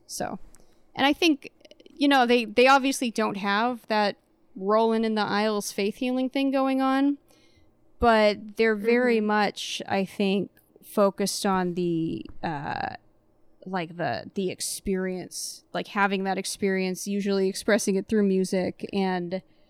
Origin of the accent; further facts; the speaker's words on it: Virginia, United States; I was raised Mormon in Virginia, not Utah.